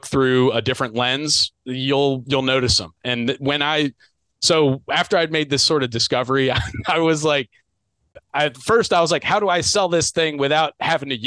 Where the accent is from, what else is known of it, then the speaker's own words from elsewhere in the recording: Delaware, United States; I'm from Delaware. I'm in the Mid-Atlantic